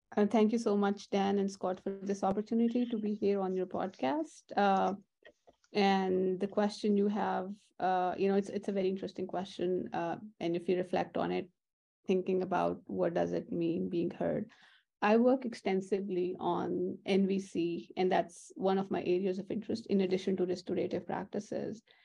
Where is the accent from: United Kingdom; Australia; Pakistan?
Pakistan; moved away as an adult; now in United States; I'm born and raised in Pakistan